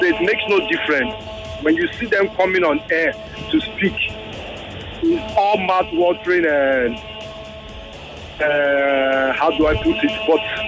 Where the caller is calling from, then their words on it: Lagos, Nigeria; Yeah, I'm calling from Ilegwishi.